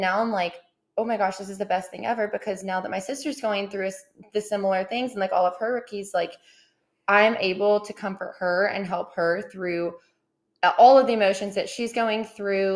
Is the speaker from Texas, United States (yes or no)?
yes; Austin, Texas, United States; also born or lived in Southlake, Texas; So I grew up in Austin, Texas. So I'm a born and raised Texas girl, but lived there for about 13 ish years.